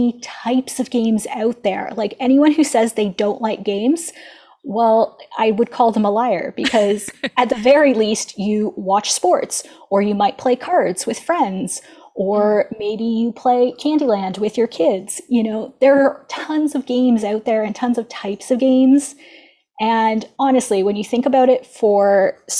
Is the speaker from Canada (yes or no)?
yes; Ontario, Canada; I'm from Ontario, Canada